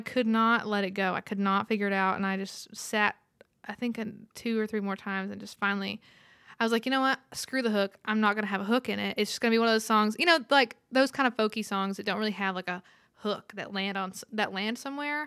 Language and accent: English; Roosevelt, Texas, United States; moved away as an adult; now in Nashville, United States; I'm from Roosevelt, Texas, population 18